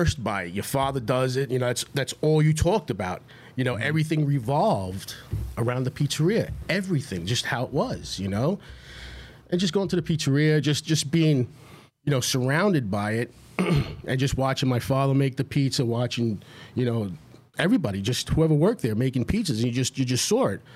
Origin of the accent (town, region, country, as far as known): Amityville, New York, United States; born or raised there; first language Italian; English is a second language; also born or lived in Brooklyn, New York